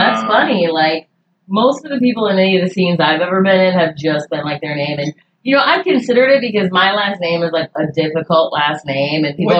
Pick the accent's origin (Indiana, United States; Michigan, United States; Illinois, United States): Illinois, United States; Chicago; moved away as an adult; now in North Carolina, United States; I started going with, like … at first, because I'm from Chicago, born and raised.